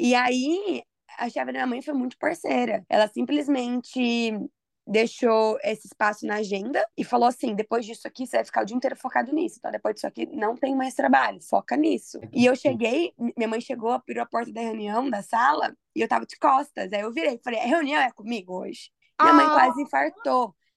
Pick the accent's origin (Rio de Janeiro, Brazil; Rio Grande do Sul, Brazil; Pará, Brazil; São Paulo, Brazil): São Paulo, Brazil; Mogi Mirim; moved away as an adult; eu sou de Mojimirim, meus amigos são de Campinas